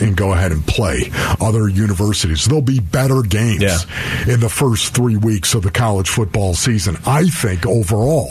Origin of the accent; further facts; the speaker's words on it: Buffalo, New York, United States; now in Arizona, United States; growing up in Buffalo, New York